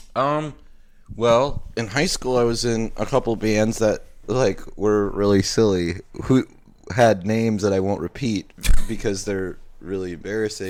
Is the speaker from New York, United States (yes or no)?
no; Mayville, Wisconsin, United States; now in Milwaukee, United States; I grew up in Mayville, Wisconsin